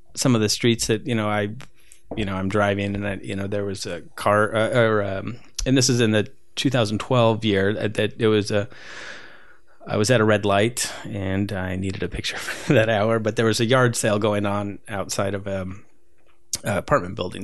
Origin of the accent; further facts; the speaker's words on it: Whittier, California, United States; also born or lived in Peru; I, I grew up, grew up here